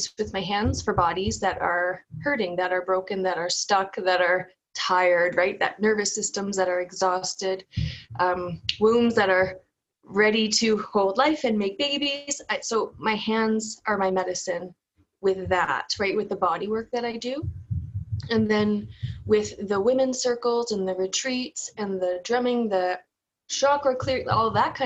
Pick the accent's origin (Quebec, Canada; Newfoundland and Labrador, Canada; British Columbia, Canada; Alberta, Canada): Newfoundland and Labrador, Canada; accent: Newfoundland; moved away; also born or lived in Ontario; growing up in Newfoundland